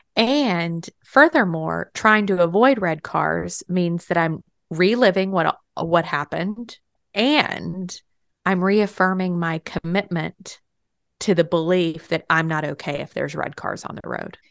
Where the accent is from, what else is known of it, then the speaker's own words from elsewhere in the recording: Texas, United States; moved away as an adult; also born or lived in New York; I moved from Texas to New York for college